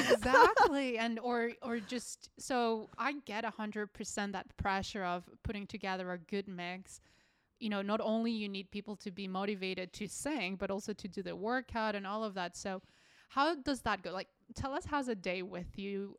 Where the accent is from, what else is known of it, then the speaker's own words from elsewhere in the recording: Colombia; moved away; I'm from Colombia